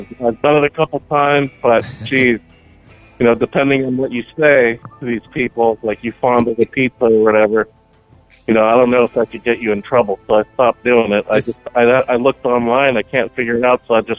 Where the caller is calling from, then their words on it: Manteca, California, United States; … from Manteca, California.